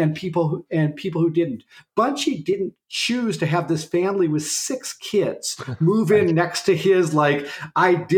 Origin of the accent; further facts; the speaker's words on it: Clancy, Montana, United States; I grew up outside Clancy, Montana, in a gulch called Lump Gulch.